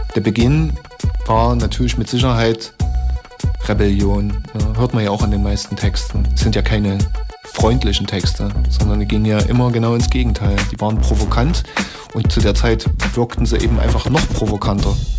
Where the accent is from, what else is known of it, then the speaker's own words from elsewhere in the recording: Leipzig, Saxony, Germany; Ich komme aus Leipzig, bin fast 36 Jahre alt